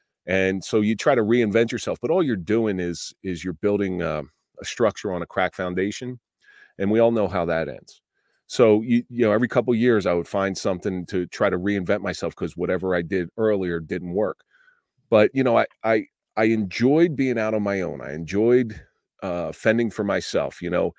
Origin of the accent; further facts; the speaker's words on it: Atlantic City, New Jersey, United States; I grew up in the Atlantic City area, and I grew up in a household that wasn't very supportive